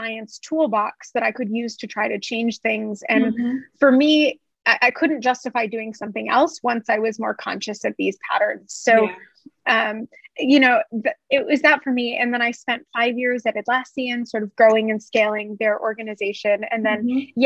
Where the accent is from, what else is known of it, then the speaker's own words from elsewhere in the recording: United States; also born or lived in California; I was in California, I'm Mexican American